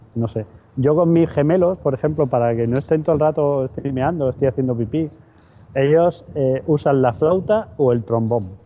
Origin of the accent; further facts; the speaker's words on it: Madrid, Community of Madrid, Spain; now in Seville, Spain; yo soy de Madrid, aunque vivo en Sevilla